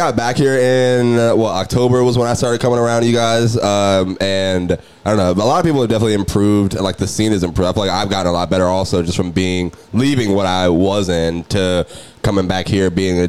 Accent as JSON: {"language": "English", "town": "Tallahassee", "region": "Florida", "country": "United States", "said": "I came from Tallahassee, so I don't know."}